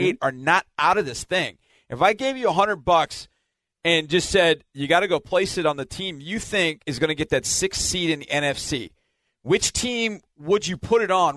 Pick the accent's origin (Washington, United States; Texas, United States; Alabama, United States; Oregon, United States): Texas, United States; back in my home state